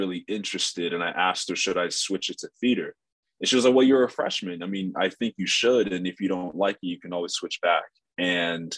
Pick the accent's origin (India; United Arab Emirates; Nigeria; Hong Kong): Nigeria; now in Los Angeles, United States; we're Nigerian